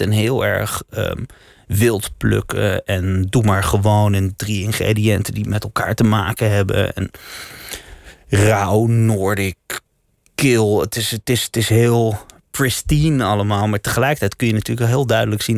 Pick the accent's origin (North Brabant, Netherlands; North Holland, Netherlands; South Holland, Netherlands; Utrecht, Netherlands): North Holland, Netherlands; Amsterdam; born or raised there; also born or lived in The Hague